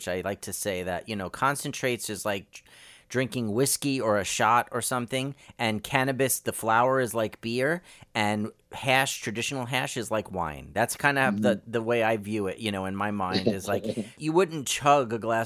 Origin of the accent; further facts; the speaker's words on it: New York City, New York, United States; growing up in New York and Brooklyn